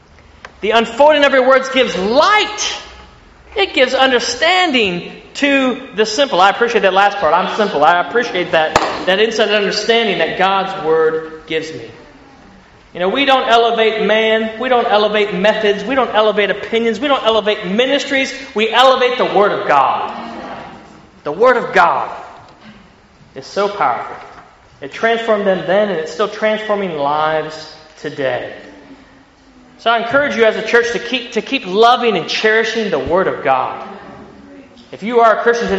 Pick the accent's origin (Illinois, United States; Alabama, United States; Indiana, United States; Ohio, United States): Ohio, United States; accent: country; moved away as an adult; now in Sydney, Australia; I grew up in the Midwest in Ohio. That's not a southern accent. That's a country accent you hear coming from me as far as American accents.